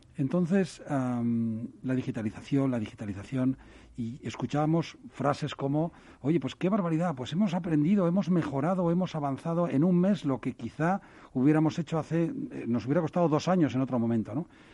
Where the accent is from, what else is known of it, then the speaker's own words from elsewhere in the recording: Pamplona, Navarre, Spain; yo soy de Pamplona